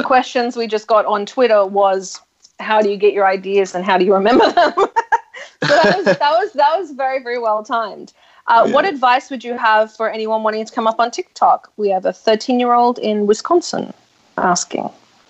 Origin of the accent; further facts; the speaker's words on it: Australia; moved away; I'm Australian.